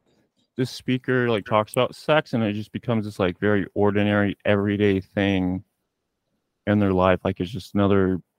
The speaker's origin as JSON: {"language": "English", "town": "Tulsa", "region": "Oklahoma", "country": "United States", "said": "we're both from Tulsa"}